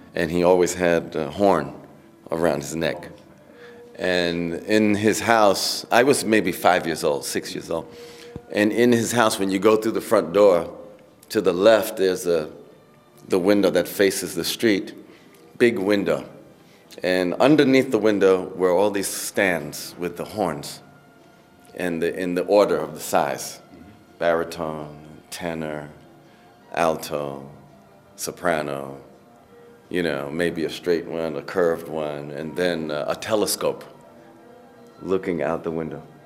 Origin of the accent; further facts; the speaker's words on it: New York City, New York, United States; I grew up in Queens, New York